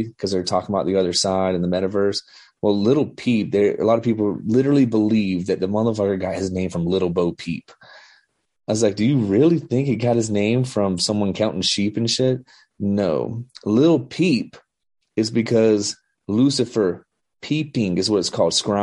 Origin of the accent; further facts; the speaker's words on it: the South, United States; I'm from the South.